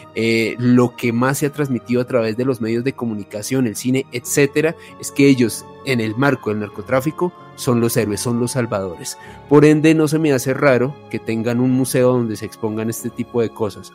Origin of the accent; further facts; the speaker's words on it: Colombia; los colombianos